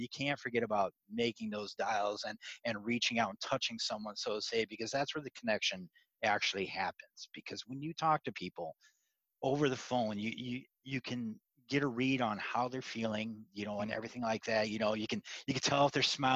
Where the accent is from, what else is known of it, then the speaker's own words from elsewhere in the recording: Iowa, United States; I grew up in Iowa